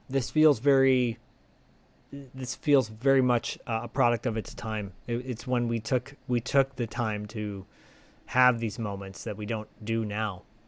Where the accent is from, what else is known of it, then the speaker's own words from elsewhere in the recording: Bay Area, California, United States; growing up in the Bay Area